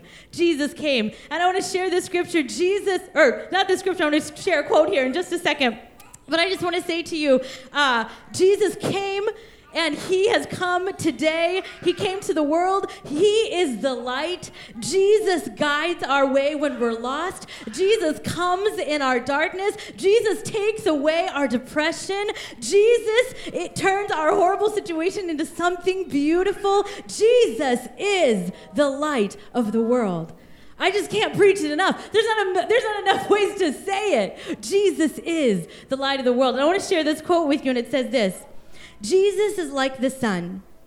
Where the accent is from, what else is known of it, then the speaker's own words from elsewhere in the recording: India; born there; And I was born in the country of India. And on the first day that I was born, I was orphaned.